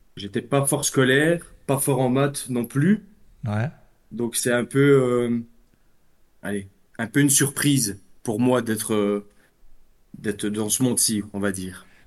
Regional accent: Belgium; Je suis de Belgique, moi

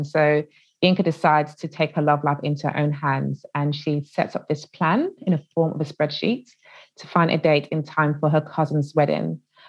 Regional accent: United Kingdom; And I think it's because they wanted to get my insight as a British Nigerian.

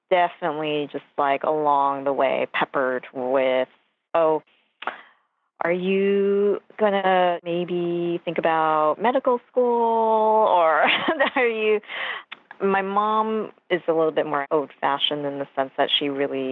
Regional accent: New York City, New York, United States; also born or lived in Westchester, New York; I was born in New York on Queens Boulevard at St. John's Hospital

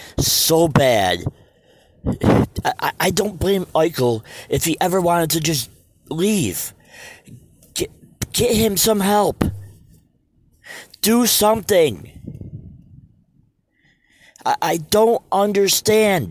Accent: Western New York, United States; I'm from Western New York

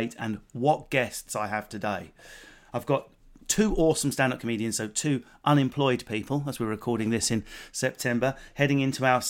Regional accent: England, United Kingdom; being English

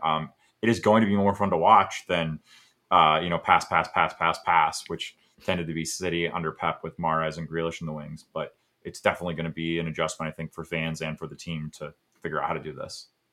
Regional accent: United States; as an American

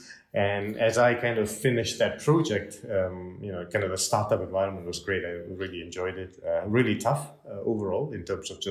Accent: Malaysia; now in Switzerland; Yeah, so I'm actually from Malaysia, as you know, originally

